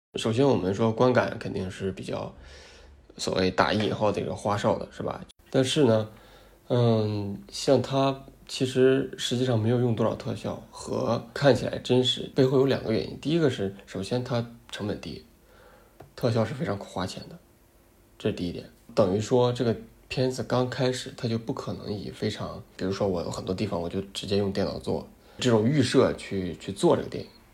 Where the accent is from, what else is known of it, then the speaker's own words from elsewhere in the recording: China; 土生土长中国人